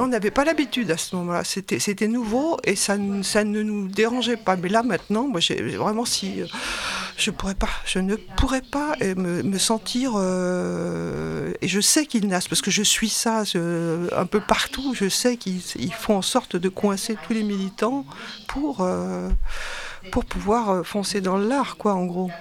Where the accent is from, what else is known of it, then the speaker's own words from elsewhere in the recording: Saint-Nazaire, Pays de la Loire, France; Je suis de Saint-Nazaire, je suis retraitée